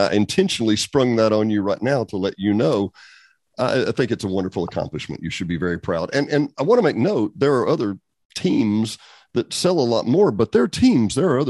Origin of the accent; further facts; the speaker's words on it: Benton, Arkansas, United States; I'm a guy who came from that right where your picture is. I'm 20 miles west of there or east of there in Benton, Arkansas. I know the area well.